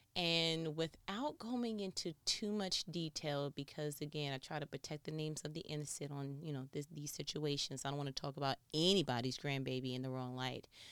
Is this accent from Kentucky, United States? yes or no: no; New York, United States; I am from New York